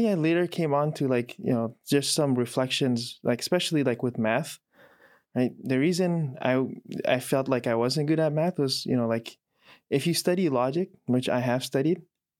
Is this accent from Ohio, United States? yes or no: no; Chicago, Illinois, United States; moved away as an adult; now in Raleigh, United States; Yeah, I was born and raised in Chicago. I've lived here most of my life, apart from the time I spent abroad, you know, studying. Currently, no longer a Chicago resident, right? North Carolina